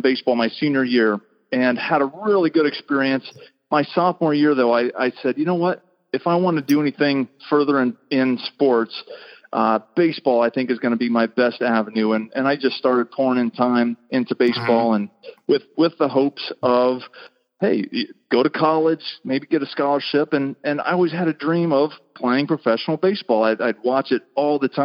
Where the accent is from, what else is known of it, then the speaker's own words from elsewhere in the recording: Pella, Iowa, United States; moved away; I was born in Pella, Iowa, And that is literally a touch of Holland. Is a little touch community of about 10,000 people back in central southwest Iowa